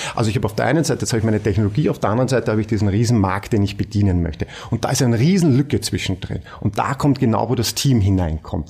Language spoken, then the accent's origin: German; Austria; bei uns in Österreich